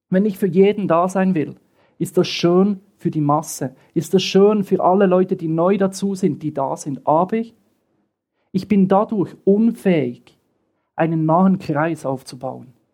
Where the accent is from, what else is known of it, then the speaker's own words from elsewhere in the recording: Bern, Switzerland; born there; Ich bin im Westen der Schweiz geboren, in Bern, und kam immer zu einer Freizeit in den Osten.